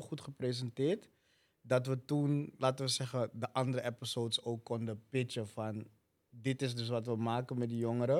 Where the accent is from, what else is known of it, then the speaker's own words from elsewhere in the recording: Amsterdam, North Holland, Netherlands; Ik ben in Zuidoost opgegroeid.